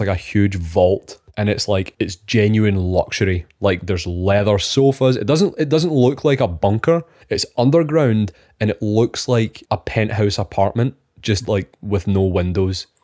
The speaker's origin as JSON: {"language": "English", "region": "Scotland", "country": "United Kingdom", "said": "We are two Scottish engineers that graduated during COVID"}